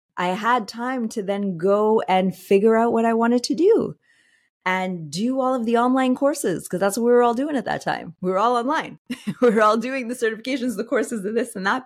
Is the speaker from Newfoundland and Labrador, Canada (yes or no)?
no; Montreal, Quebec, Canada; I'm originally from Montreal